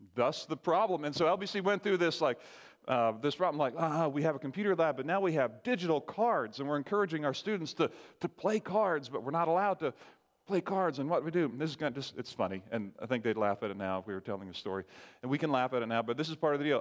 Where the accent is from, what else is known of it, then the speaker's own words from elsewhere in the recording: Barbados; I grew up in Barbados.